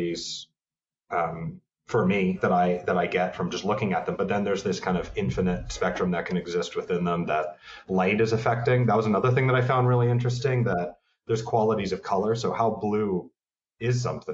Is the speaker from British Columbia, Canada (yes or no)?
no; Toronto, Ontario, Canada; moved away as an adult; also born or lived in Montreal, Canada; now in New York, United States; I'm from Toronto, Canada.